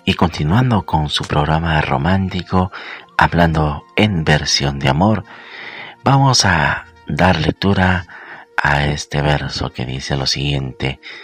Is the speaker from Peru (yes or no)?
yes; Peru; que lo celebramos aquí en mi país, en Perú.